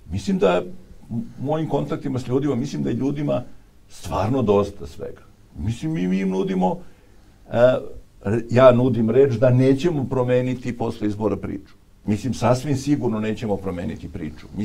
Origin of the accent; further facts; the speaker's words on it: Obrenovac, Belgrade, Serbia; ja sam iz Obrenovca